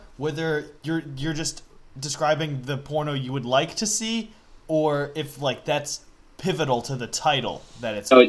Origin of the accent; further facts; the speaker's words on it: Frederick, Maryland, United States; No, but it's all my hometown has going for it. The whole infrastructure of Frederick, Maryland is that Francis Scott Key is from there.